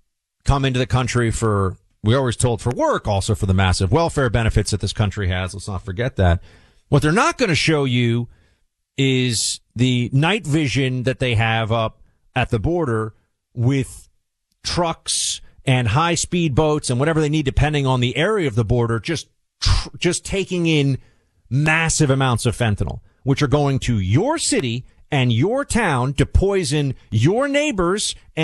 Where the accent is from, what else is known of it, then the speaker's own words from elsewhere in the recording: New York City, New York, United States; where I used to watch the occasional sporting event when I was growing up in New York City